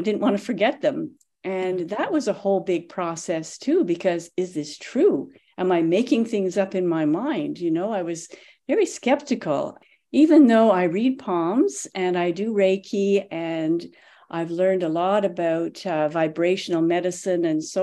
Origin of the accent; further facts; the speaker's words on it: Canada; moved away as an adult; now in Tulsa, United States; I've only been here a couple of years. I'm from Canada originally